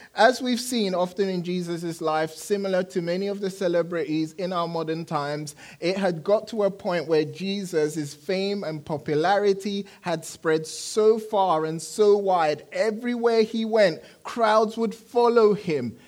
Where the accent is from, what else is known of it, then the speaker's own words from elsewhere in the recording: London, United Kingdom; moved away; I enjoyed living in London, grew up in London